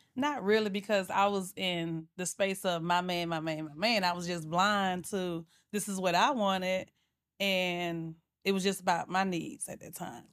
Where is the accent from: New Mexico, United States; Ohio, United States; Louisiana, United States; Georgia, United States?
Georgia, United States; Atlanta; I'm from Atlanta, Georgia, born and raised